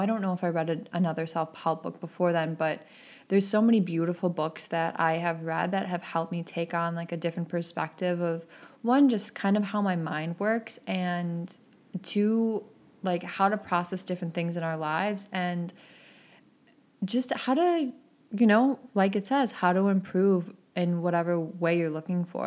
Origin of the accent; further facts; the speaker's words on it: Midwest, United States; growing up in the Midwest